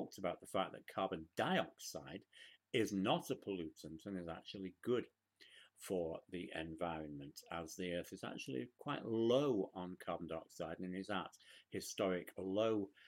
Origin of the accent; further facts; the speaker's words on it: United Kingdom; now in United States; Back in the United Kingdom